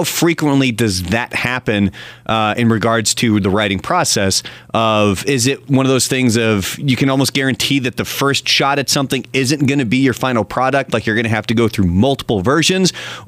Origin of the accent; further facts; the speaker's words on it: Australia; Obviously, growing up in Australia as opposed to the United States, there's going to be some differences.